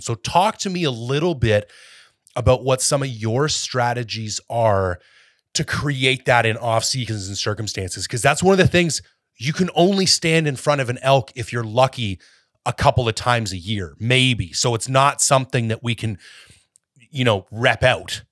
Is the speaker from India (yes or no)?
no; Canada; also born or lived in Ontario; now in British Columbia, Canada; as a Canadian